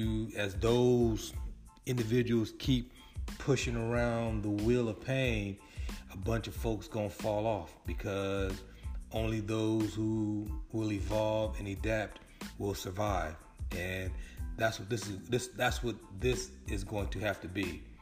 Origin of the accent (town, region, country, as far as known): California, United States; born or raised there